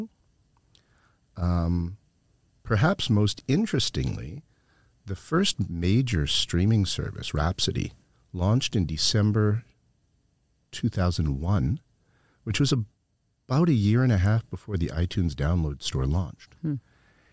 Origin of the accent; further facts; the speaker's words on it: Canada; moved away as an adult; also born or lived in Japan; I grew up in Canada